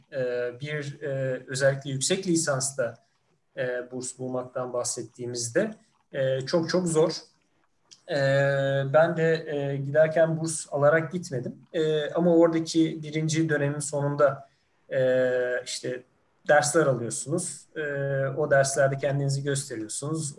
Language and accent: Turkish; İzmir, Turkey; moved away as an adult; also born or lived in Ankara; ben aslında İzmirliyim.